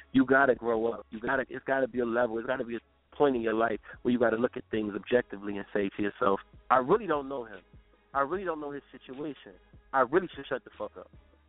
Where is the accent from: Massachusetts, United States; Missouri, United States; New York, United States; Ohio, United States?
New York, United States; also born or lived in Milwaukee; I grew up in New York and Milwaukee. These are facts.